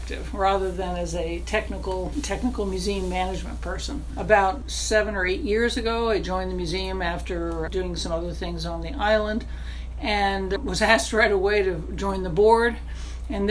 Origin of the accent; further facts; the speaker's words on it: outside New York City, United States; moved away as an adult; also born or lived in Boston / San Francisco; now in Chemainus, Canada; I grew up outside New York City and went to school in Boston and then moved to San Francisco